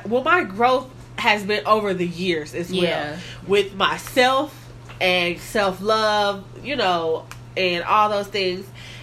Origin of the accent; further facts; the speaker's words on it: Kansas City, Kansas, United States; I am from Kansas City, Kansas